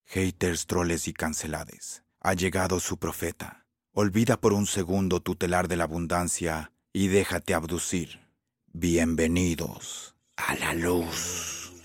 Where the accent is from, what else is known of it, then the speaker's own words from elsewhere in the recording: Ambato, Tungurahua, Ecuador; yo soy de Ambato